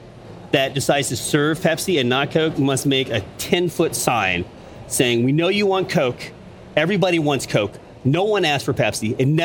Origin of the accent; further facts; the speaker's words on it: United States; And as an American